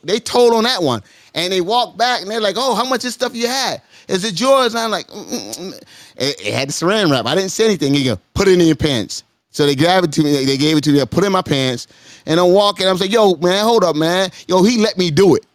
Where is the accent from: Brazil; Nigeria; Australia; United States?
United States; As an American, I see things differently.